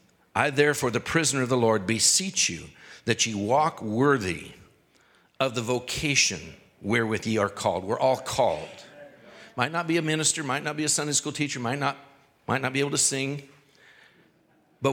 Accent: Canada; this white guy from the cities or from Canada

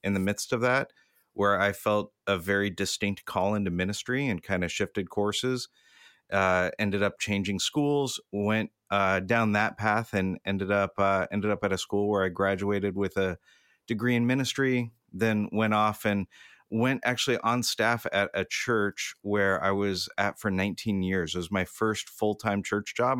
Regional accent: Southern California, United States; I grew up in Southern California, I've been here my entire life

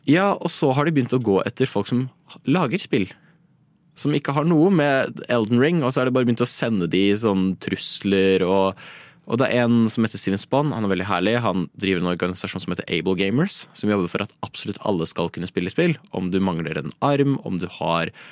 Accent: Norway; vi er nordmenn

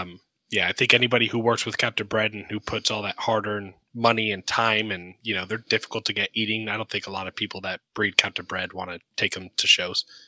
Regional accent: Sarasota, Florida, United States; I grew up in Sarasota, Florida

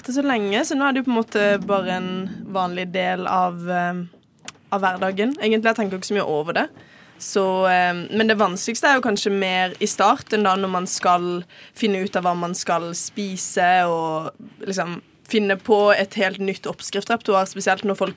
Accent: Kristiansand, Agder, Norway; moved away as an adult; now in Oslo, Norway; kommer fra Kristiansand, men har bodd i Oslo de siste to årene. jeg er 22 år gammel

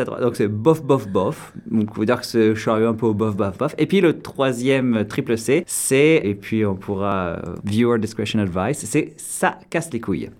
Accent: Orléans, Centre-Val de Loire, France; first language French; moved away as an adult; also born or lived in Paris, France; now in Toronto, Canada; j'ai grandi donc euh, en France, euh, à Orléans

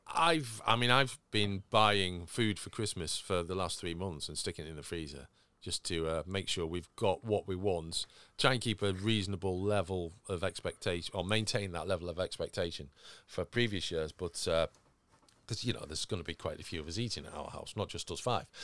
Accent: United Kingdom; we're British

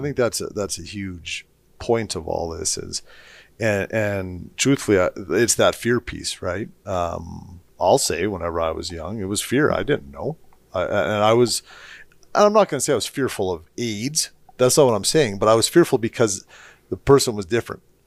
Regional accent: St. Albert, Alberta, Canada; I grew up in Straight Albert, uh, same era as you

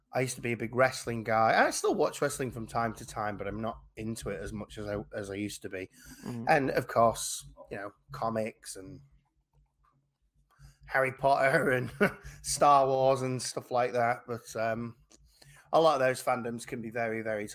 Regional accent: England, United Kingdom; obviously I'm an English person

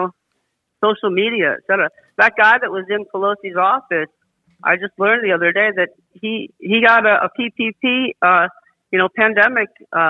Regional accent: West Hartford, Connecticut, United States; moved away as an adult; also born or lived in Los Angeles, California; now in South Bay, United States; I'm from Connecticut, West Hartford, Connecticut. And then I moved out to Los Angeles for college and went to LMU.

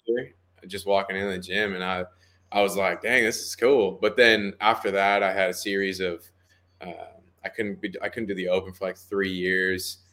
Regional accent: Temecula, California, United States; moved away as an adult; also born or lived in Glendale, California; now in Tennessee, United States; I was born in Glendale, California, but I was raised in Temecula, California my entire life for, uh, up to eighteen, nineteen years

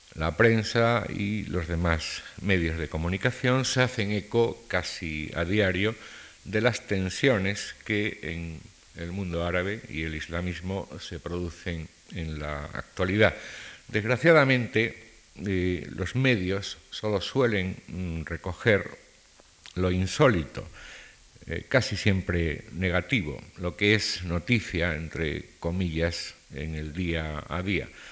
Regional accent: Spain; Como españoles

